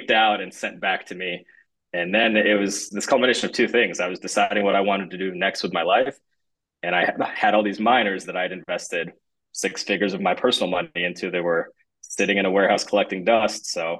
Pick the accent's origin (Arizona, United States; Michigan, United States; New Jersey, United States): Michigan, United States; also born or lived in Russia